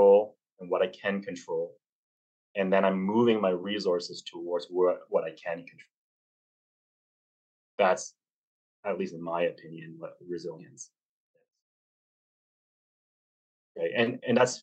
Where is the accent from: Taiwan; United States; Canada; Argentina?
Canada; I'm a Canadian, so I use March breaks instead of spring